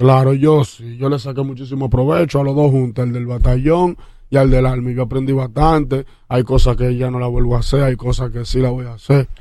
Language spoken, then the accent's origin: Spanish; Santo Domingo Este, Distrito Nacional, Dominican Republic; Y Catanga queda al lado del barrio Puerto Rico donde yo nací